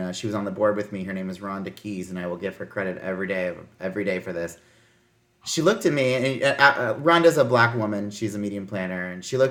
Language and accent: English; Midwest, United States; I grew up in the Midwest. I went to my town, I lived in rural towns.